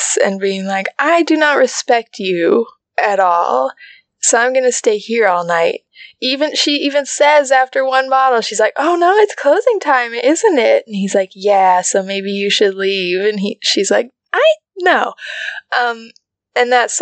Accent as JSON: {"language": "English", "country": "United States", "said": "as an American"}